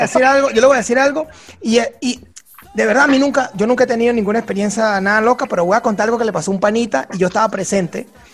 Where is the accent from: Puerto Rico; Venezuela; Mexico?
Venezuela; nosotros que somos de Venezuela